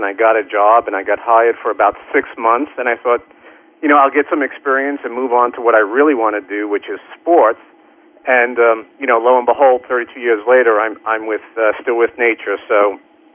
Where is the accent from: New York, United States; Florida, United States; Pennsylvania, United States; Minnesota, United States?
New York, United States; New York City; I grew up in the Bronx, New York